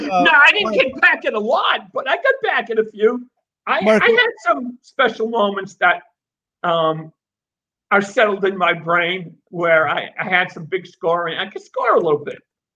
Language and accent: English; Worcester, Massachusetts, United States; now in Charleston, United States; I love where I am, and I'm thankful I grew up in Worcester, but I'm even more thankful that I've had the life I've had for the last 32 years.